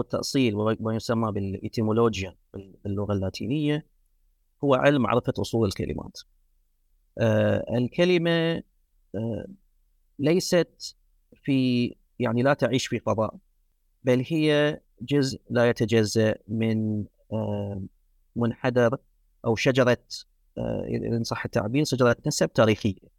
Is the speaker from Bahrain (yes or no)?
yes; Muharraq, Muharraq Governorate, Bahrain; first language Arabic; also born or lived in United States; من مواليد المحرر في مملكة البحرين